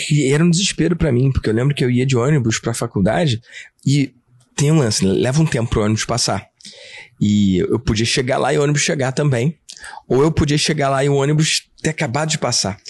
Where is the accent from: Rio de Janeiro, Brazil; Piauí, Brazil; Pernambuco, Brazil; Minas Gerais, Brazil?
Rio de Janeiro, Brazil; eu sou nascido e criado na Tijuca